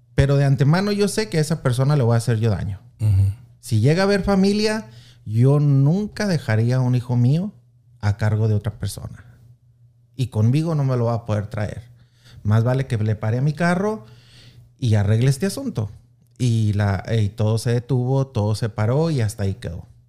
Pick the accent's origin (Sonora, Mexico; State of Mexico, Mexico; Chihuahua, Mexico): Chihuahua, Mexico; Anáhuac; now in Kansas City, United States; soy originario orgullosamente de Anahuac, Chihuahua.